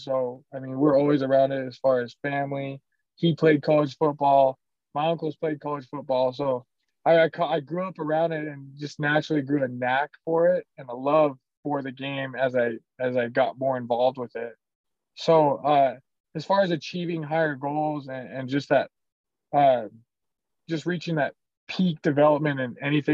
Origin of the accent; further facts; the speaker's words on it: Worden, Montana, United States; moved away as an adult; also born or lived in Arizona; now in Salt Lake City, United States; Warden, Montana. It's my hometown